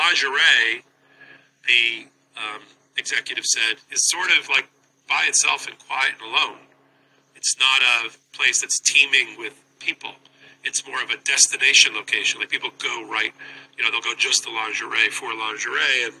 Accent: New York City, New York, United States; okay, as a New Yorker, there's two Bergdorf Goodman department stores.

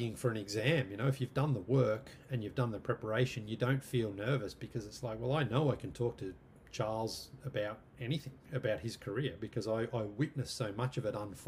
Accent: Australia; moved away as an adult; also born or lived in London / Canada / America; 12-year-old me growing up in Australia

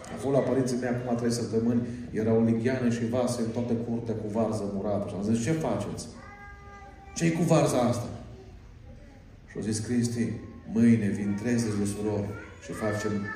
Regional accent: Arad, Arad County, Romania; Eu am fost născut în, în Arad.

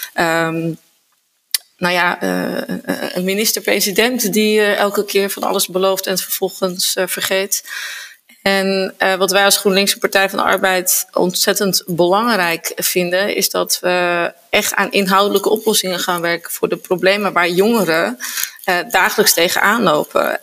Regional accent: Zaanstad, North Holland, Netherlands; ik ben geboren en getogen uh, Zaankanter

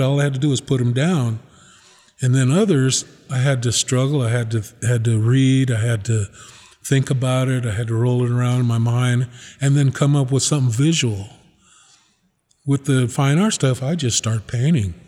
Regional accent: Reno, Nevada, United States; also born or lived in Nixon, Nevada / Pyramid Lake / South Fork / Susanville, California; I grew up here in Reno.

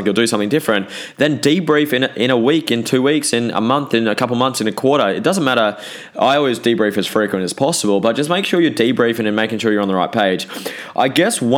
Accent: New Zealand; I'm a Kiwi, so that's why six sounds like sex

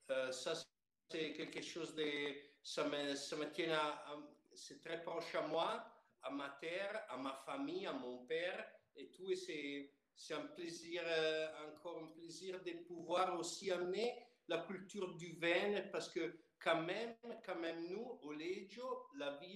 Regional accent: Piedmont, Italy; born or raised there; French is a second language

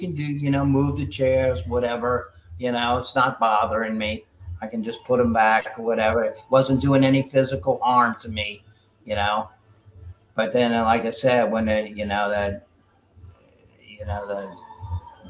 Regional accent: New Orleans, Louisiana, United States; I grew up and born and raised in New Orleans

